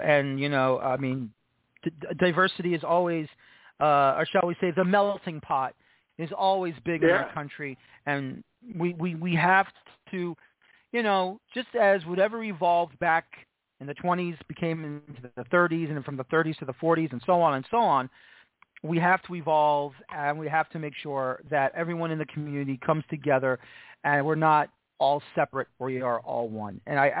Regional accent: New York City, New York, United States; Well, you know, I'm from New York City

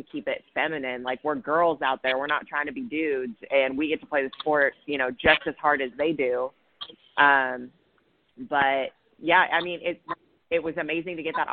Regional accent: California, United States; I'm from California and from a little town

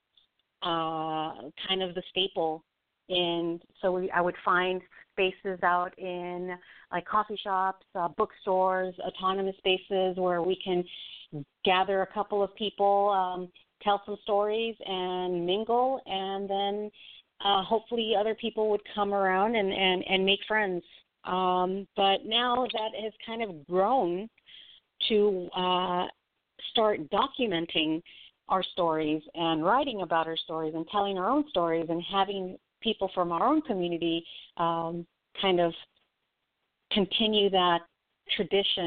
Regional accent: Los Angeles, California, United States; I grew up in Northeast

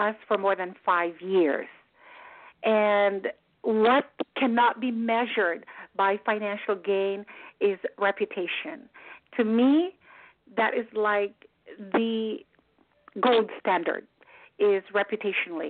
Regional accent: Philippines; moved away as an adult; also born or lived in Manila; I am a Filipina. I came here after a wonderful career in Manila.

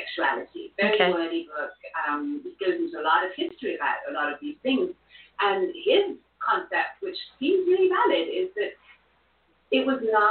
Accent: Austria; Then I grew up in Austria, which is a Catholic country

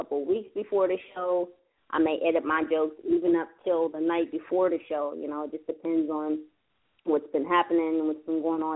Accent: California, United States; I'm originally from Cali

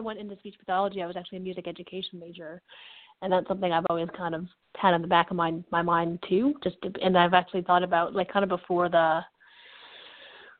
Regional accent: Connecticut, United States; moved away; also born or lived in Western Massachusetts; I'm from Connecticut originally, but I went to school in Western Massachusetts

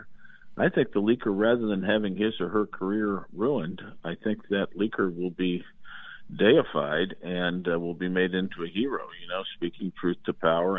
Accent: Indiana, United States; My home state of Indiana

